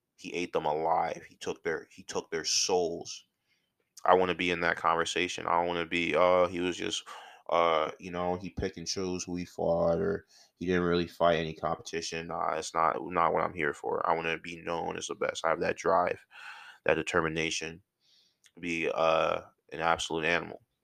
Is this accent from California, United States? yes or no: no; outside of Philadelphia, Pennsylvania, United States; moved away as an adult; also born or lived in North Carolina; I'm from Philly, and or outside of Philly.